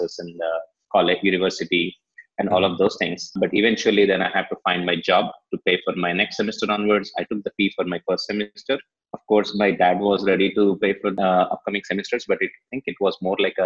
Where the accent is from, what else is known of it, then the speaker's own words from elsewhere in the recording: India; also born or lived in United States; I did my schooling here in India and then my bachelor's in India